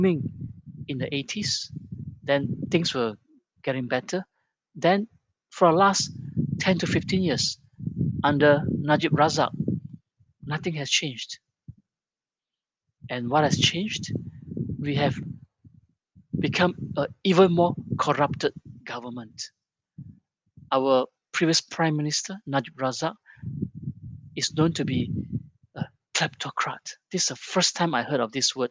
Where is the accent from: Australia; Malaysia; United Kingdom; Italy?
Malaysia; I grew up in Malaysia as a kid in the 70s